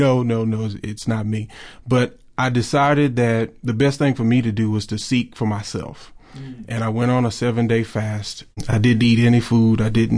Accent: Pearl, Mississippi, United States; I was born and raised in Pearl, Mississippi. My home.

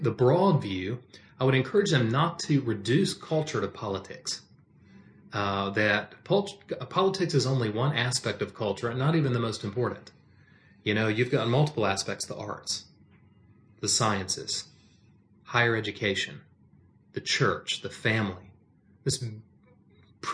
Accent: United States; American is not the primary aspect of my identity. Christian is. But American is an inescapable aspect

